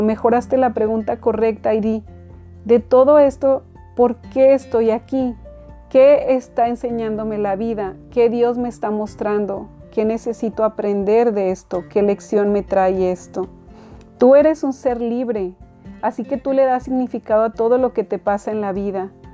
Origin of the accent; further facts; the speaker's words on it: Mexico; now in United States; yo nací en México